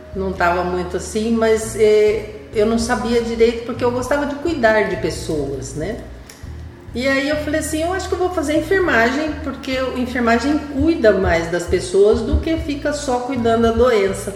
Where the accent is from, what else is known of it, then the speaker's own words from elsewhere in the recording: Ribeirão Preto, São Paulo, Brazil; eu sou lá do interior, de Ribeirão Preto